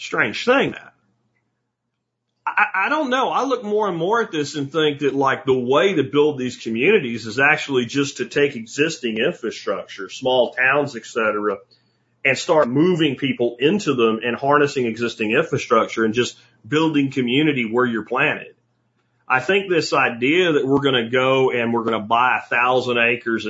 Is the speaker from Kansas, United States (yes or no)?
no; Jacksonville, Florida, United States; moved away; also born or lived in Pennsylvania; When I was younger, growing up in Jacksonville, Florida is the biggest city on the planet